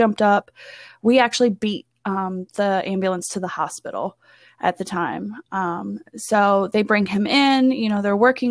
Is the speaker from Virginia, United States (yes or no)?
yes; Front Royal, Virginia, United States; I am from Front Royal, Virginia.